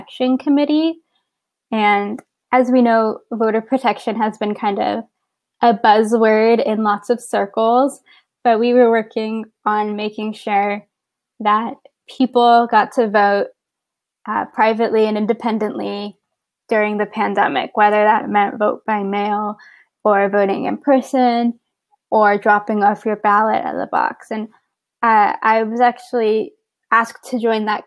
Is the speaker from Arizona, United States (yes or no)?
no; San Antonio, Texas, United States; now in Baltimore, United States; I live in Baltimore, Maryland right now, but I'm originally from San Antonio, Texas